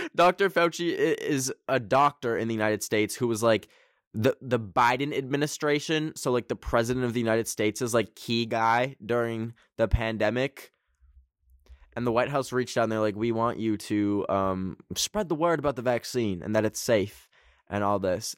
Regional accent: Canada; I am Canadian

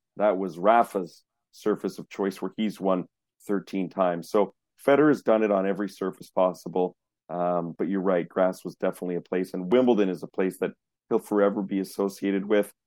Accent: Montreal, Quebec, Canada; I grew up in Montreal.

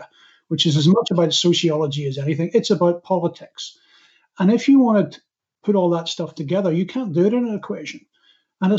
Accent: Northern Ireland, United Kingdom; I'm from Northern Ireland

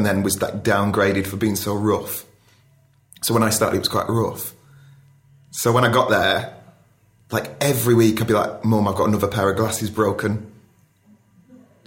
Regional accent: Ashton-under-Lyne, North West England, United Kingdom; So I grew up in Ashton, under like Tameside

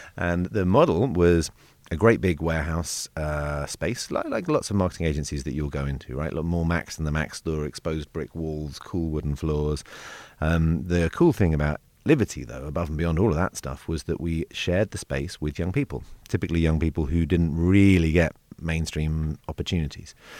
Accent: London, United Kingdom; I grew up in South London

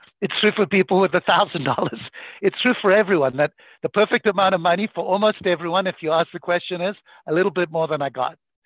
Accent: Zimbabwe; moved away; I grew up in Zimbabwe to very, very poor parents

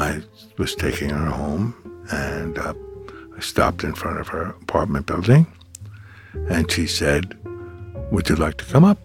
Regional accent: New York City, New York, United States; I grew up in Brooklyn

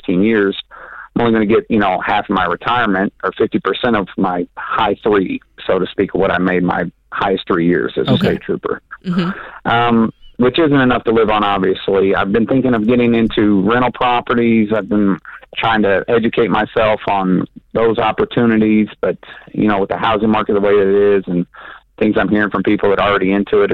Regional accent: Kentucky, United States; I am from Kentucky

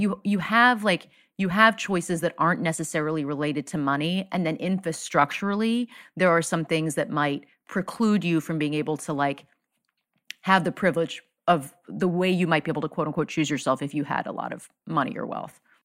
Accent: South Florida, United States; I grew up in South Florida

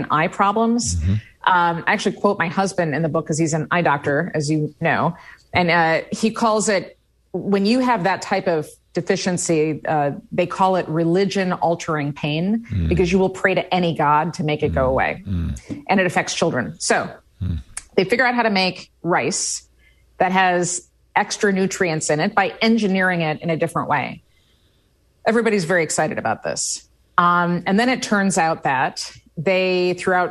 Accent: Midwest, United States; I grew up in the Midwest

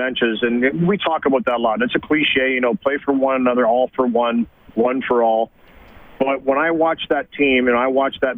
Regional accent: Canada; also born or lived in Edmonton; being Canadian

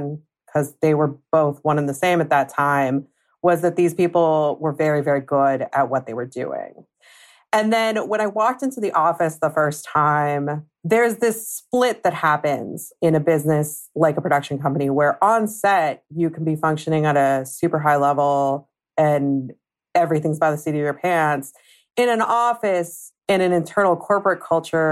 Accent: Southern California, United States; I grew up in Southern California

